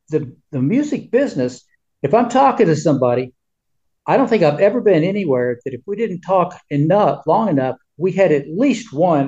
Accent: Jonesboro, Arkansas, United States; I am a Jones, and I am from Jonesboro. Jonesboro, Arkansas is about 70 miles northwest of Memphis.

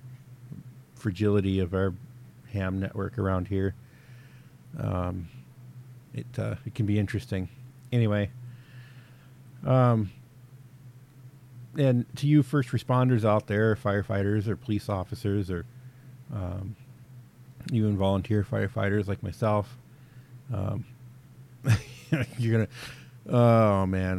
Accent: the South, United States; now in North Dakota, United States; I'm originally from the South

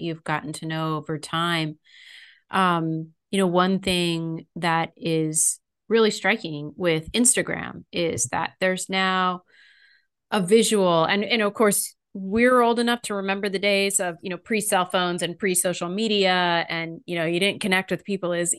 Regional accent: California, United States; I grew up in California too.

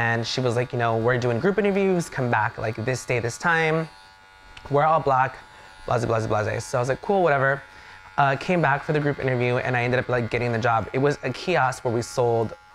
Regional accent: Riverside, California, United States; also born or lived in Inglewood, California / El Salvador / Rialto, California; I basically grew up in Rialto slash Riverside

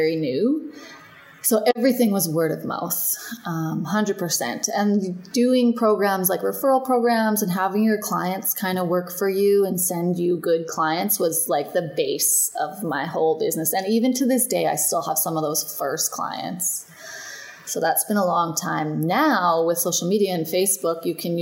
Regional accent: Canada; also born or lived in Melbourne, Australia; now in Edmonton, Canada; I'm from Canada

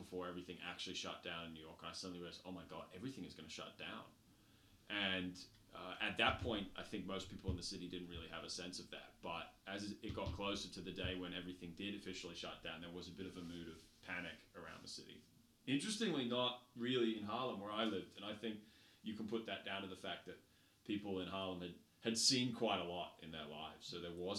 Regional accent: Sydney, New South Wales, Australia; also born or lived in New Zealand; I grew up in Sydney

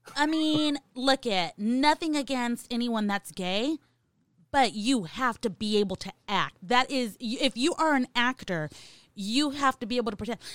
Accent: California, United States; I'm from California

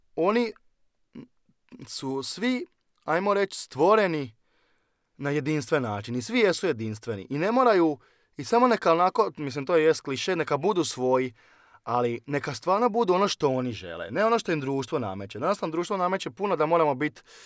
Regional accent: Osijek, Osijek-Baranja County, Croatia; dolazim iz Osijeka i cijeli život sam proveo u Osijeku, tu sam odrastao

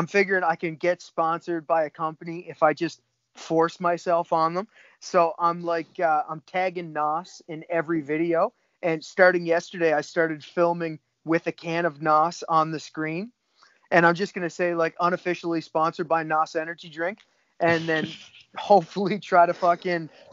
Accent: Cape Breton Island, Nova Scotia, Canada; I'm from Cape Breton Island in Canada. It's on the east coast of Canada

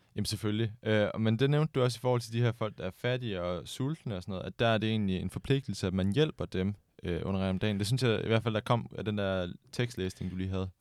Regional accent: Denmark; den kristne tradition, vi er vant til her hjemme i Danmark

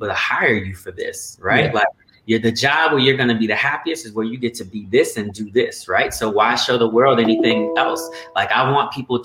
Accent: Colorado, United States; I actually grew up in Colorado

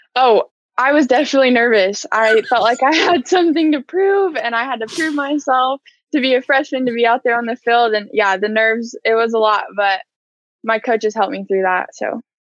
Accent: Edmond, Oklahoma, United States; I grew up in Edmond and I went to Edmond North and I played four years there

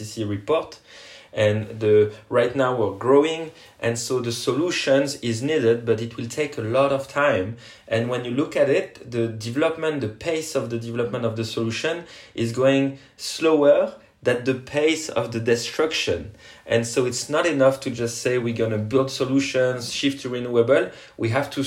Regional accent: French Polynesia; now in France; I come from Tahiti, French Polynesia, an island that is risking to go underwater because of climate change.

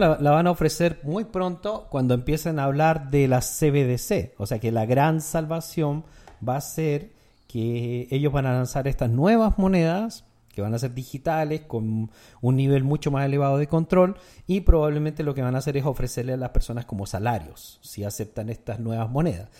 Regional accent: Chile; En mi país, Chile

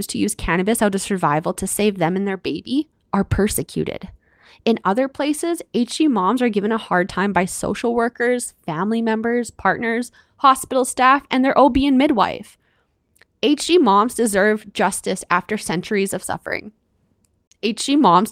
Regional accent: Canada; I'm your Canadian host

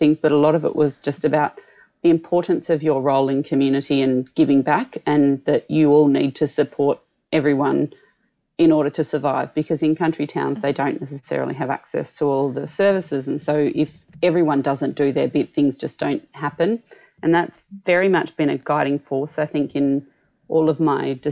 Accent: Canberra, Australian Capital Territory, Australia; accent: country Australian; also born or lived in rural New South Wales; now in Sydney, Australia; I was born in the country and spent all of my school holidays in the country, even though I grew up predominantly in Canberra and Sydney.

